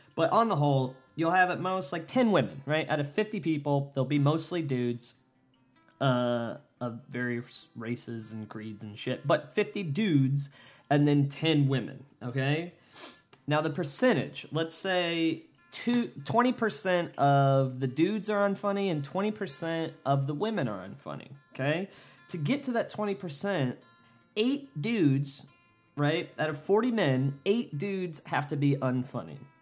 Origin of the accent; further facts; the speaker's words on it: United States; my goddamn country